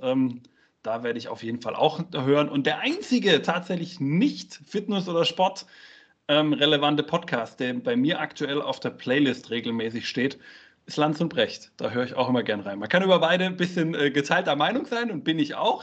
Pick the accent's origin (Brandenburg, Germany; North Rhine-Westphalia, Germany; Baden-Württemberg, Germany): Baden-Württemberg, Germany; Karlsruhe; moved away as an adult; also born or lived in Munich; von München aus wieder zurück in meine Heimat nach Karlsruhe bin